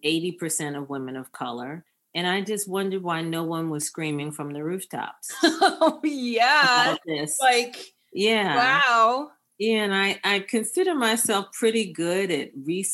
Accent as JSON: {"language": "English", "town": "Baltimore", "region": "Maryland", "country": "United States", "moved": "yes", "said": "I'm a Baltimore girl. So I'm back in Maryland, but I was gone for a long time"}